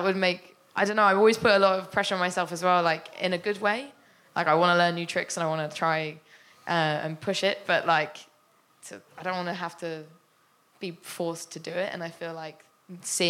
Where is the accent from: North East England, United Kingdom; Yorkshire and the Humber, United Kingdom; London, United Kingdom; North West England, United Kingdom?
London, United Kingdom; I'm from Southeast London